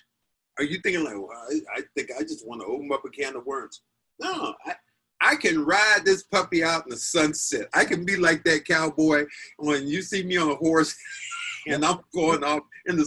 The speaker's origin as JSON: {"language": "English", "country": "United States", "said": "I am so American"}